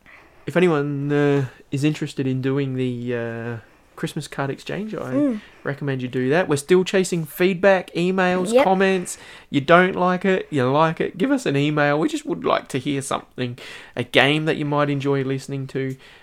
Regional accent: Australia; We're from Australia.

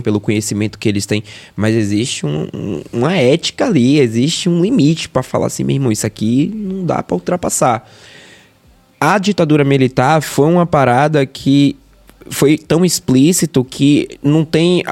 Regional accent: Feira de Santana, Bahia, Brazil; moved away as an adult; now in Salvador, Brazil; sou de Feira de Santana, nasci em 91. É, sou de família humilde, tá ligado? Morador de periferia.

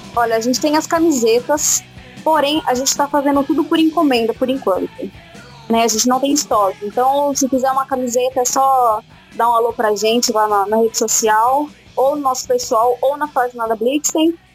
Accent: Araraquara, São Paulo, Brazil; eu, a Larissa e o Miguel, nós somos daqui de Araraquara.

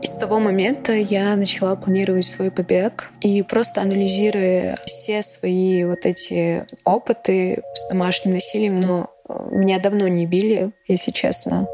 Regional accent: Ingushetia, Russia; мне 20 лет, я из Ингушетии

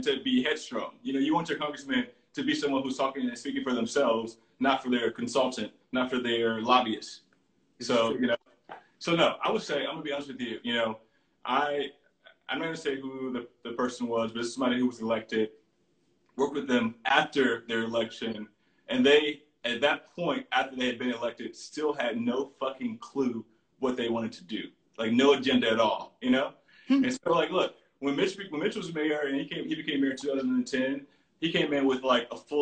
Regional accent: Baton Rouge, Louisiana, United States; now in New Orleans, United States; my cousin, who I grew up with in Baton Rouge

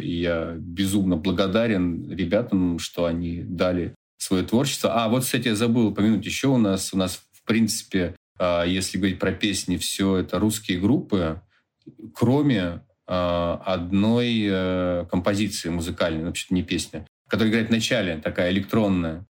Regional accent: Khanty-Mansiysk, Khanty-Mansi Autonomous Okrug, Russia; В Ханты-Мансийске, в моем родном городе

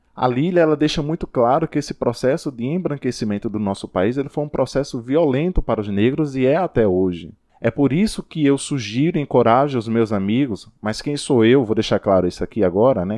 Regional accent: Rodelas, Bahia, Brazil; lá na minha cidade, Rodelas

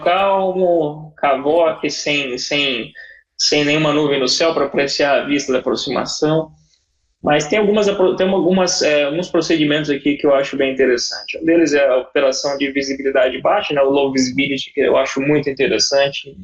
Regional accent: Brazil; moved away as an adult; also born or lived in São Paulo; now in United Arab Emirates; eu sou brasileiro, amo meu país

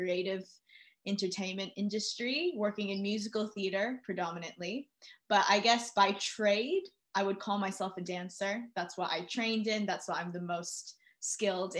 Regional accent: New York City, New York, United States; moved away as an adult; now in London, United Kingdom; I'm originally from New York City. I was born and raised there. I moved to London

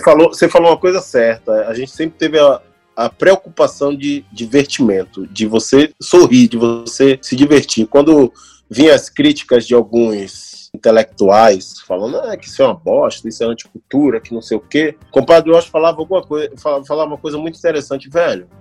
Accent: Salvador, Bahia, Brazil; first language Portuguese; moved away as an adult; also born or lived in Rio de Janeiro; now in Canada; eu sou baiano e preto

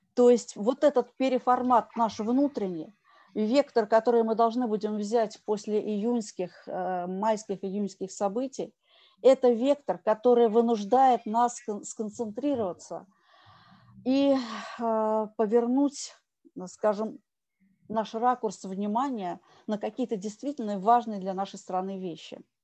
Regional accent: Russia; я россиянка

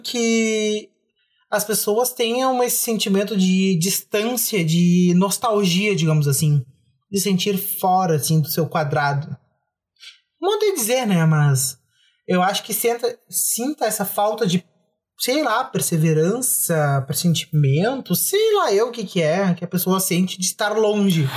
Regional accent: Bagé, Rio Grande do Sul, Brazil; a gente é de Bagé

